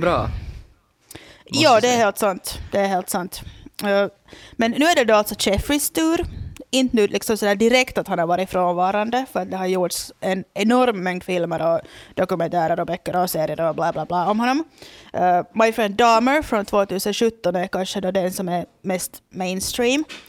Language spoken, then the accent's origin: Swedish; Loviisa, Uusimaa, Finland; moved away as an adult; now in Porvoo, Finland; det är då min hemby